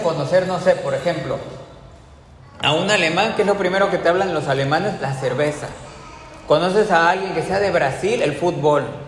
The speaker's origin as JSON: {"language": "Spanish", "region": "Veracruz", "country": "Mexico", "tie": "born or raised there", "said": "dónde naciste, Veracruz, en qué fecha naciste, en el 80"}